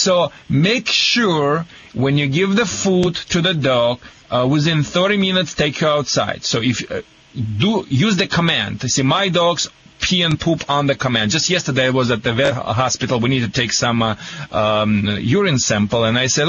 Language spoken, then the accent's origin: English; Michigan, United States; accent: Michigan; I think I have a Michigan accent.